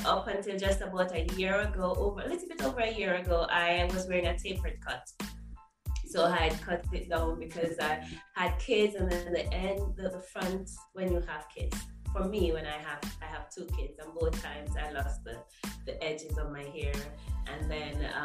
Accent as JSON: {"language": "English", "country": "Jamaica", "said": "I am Jamaican, still living in Jamaica."}